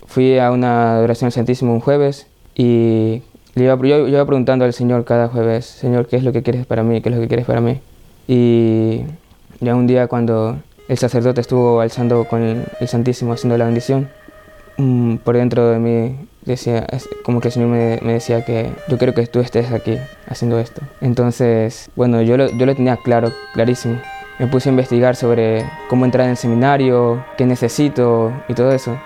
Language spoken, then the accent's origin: Spanish; Ecuador; Soy de Ecuador